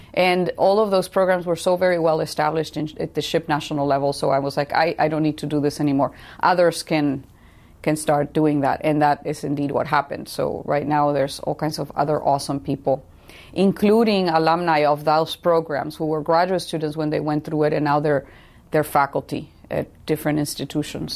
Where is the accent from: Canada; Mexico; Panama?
Mexico; Tijuana, Baja California; now in San Diego, United States; I grew up in Tijuana, so right across the border from San Diego.